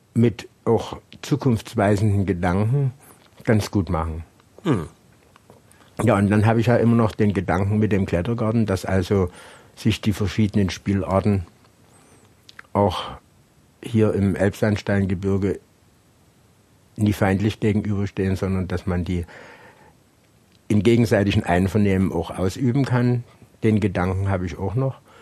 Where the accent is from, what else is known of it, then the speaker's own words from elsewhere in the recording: Hohnstein, Saxony, Germany; Hohenstein ja, da bin ich ja geboren